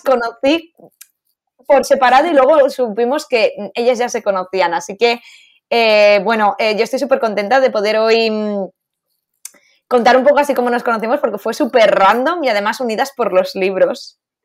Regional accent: Valencia, Valencian Community, Spain; now in Madrid, Spain; supimos que las dos éramos de Valencia

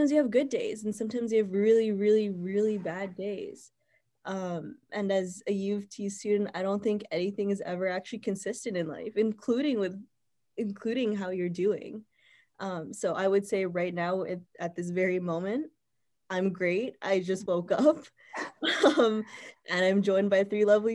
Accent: Winnipeg, Manitoba, Canada; moved away as an adult; also born or lived in Toronto; I'm from Winnipeg, so that's where I am right now

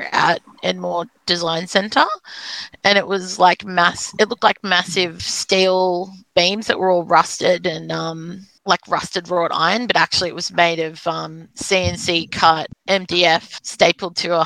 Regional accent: South Coast, New South Wales, Australia; I grew up on the South Coast where there was no other disabled people anywhere

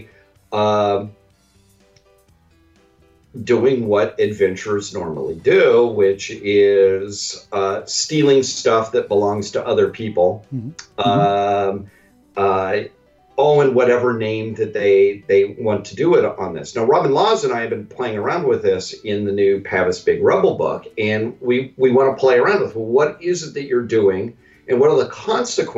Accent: Western United States, United States; I'm from the Western United States

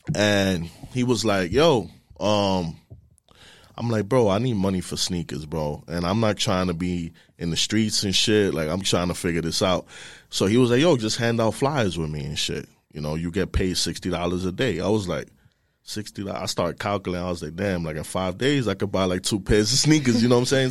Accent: New York City, New York, United States; I'm from the Bronx. I was born and raised in the Bronx, Sheridan Ave

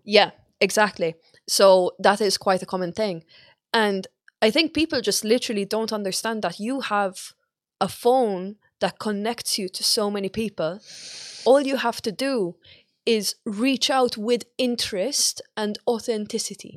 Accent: Malta; moved away; I'm Malta

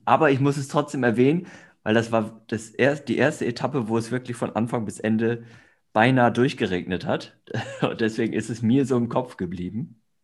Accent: Northern Germany, Germany; now in Oldenburg, Germany; im Norden geboren, im Norden aufgewachsen

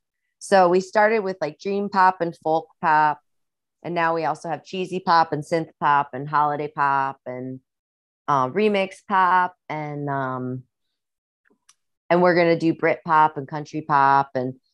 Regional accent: Midwest, United States; accent: Midwestern; And with like my Midwestern accent too

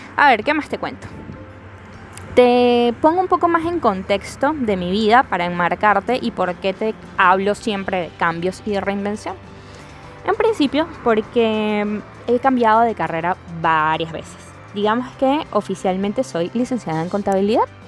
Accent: Caracas, Capital District, Venezuela; now in Lima, Peru; Yo soy venezolana, eh, caraqueña.

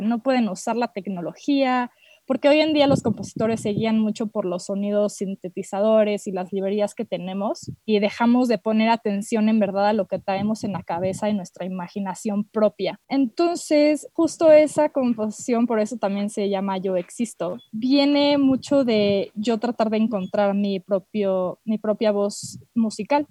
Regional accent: Mexico; moved away as an adult; also born or lived in Boston; acabo de regresar aquí a México con mis papás. Vengo de Boston

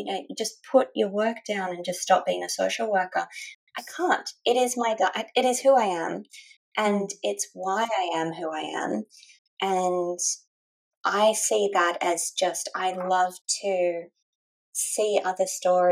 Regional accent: Australia; growing up in Australia and feeling as though you kind of belong to different societies but not really 100% in one of them

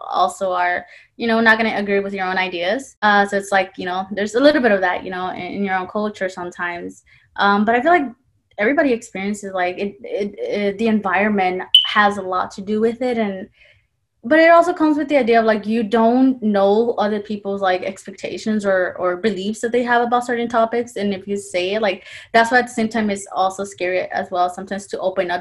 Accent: Compton, California, United States; also born or lived in Orange County, California; I am from the city of Compton, you know, that's my home

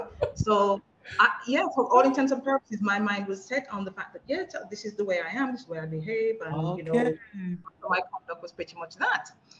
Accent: England, United Kingdom; youngsters growing up in England sort of, you wanted to disassociate yourself because children want to fit

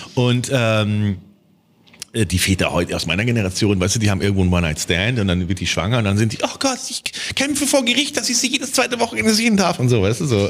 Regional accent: Germany; wir als Deutsche

